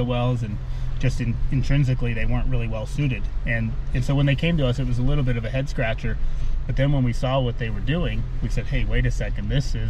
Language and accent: English; Montana, United States; It's my home state anyway.